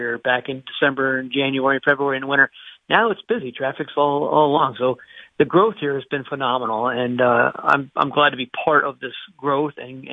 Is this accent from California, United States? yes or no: no; Honesdale, Pennsylvania, United States; I was born here in Wayne County in Honesdale, Wayne Memorial Hospital, close to 57 years ago. Lived my whole life here